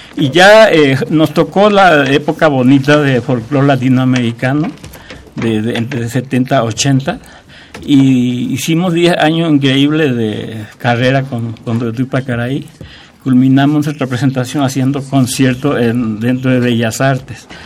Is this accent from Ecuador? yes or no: no; Paraguay; moved away as an adult; now in Mexico; yo salí también de Paraguay 10 años después también con un cuarteto